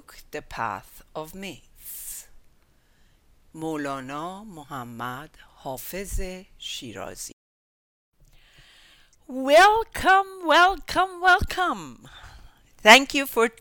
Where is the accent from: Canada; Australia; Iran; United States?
Iran; Tehran, Tehran Province; I was born in 1955 in Tehran, Iran, to a multicultural and multinational family